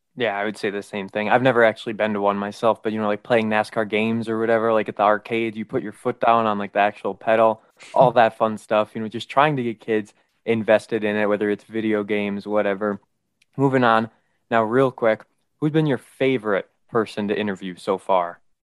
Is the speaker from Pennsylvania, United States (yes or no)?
no; Manitowoc, Wisconsin, United States; we're from Manitowoc.